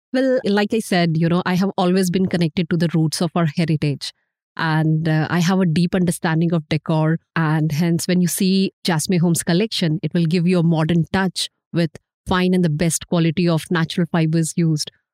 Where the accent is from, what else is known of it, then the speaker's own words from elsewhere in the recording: Jharkhand, India; moved away; my hometown, Jharkhand